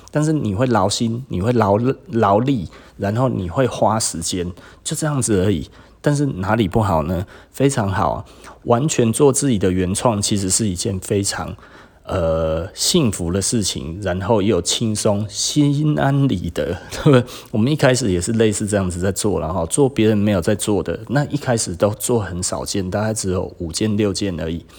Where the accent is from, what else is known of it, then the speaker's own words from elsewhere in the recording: Taiwan; 我们台湾人